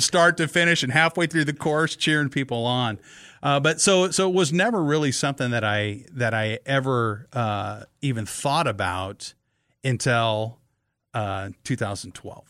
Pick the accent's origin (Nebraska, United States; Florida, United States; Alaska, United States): Nebraska, United States; Kearney; I grew up in Kearney, Nebraska